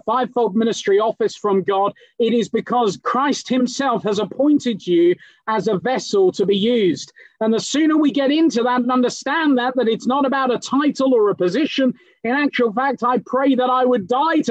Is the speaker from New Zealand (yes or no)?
no; England, United Kingdom; now in London, United Kingdom; I might be British, but I'm the son of a Kenyan preacher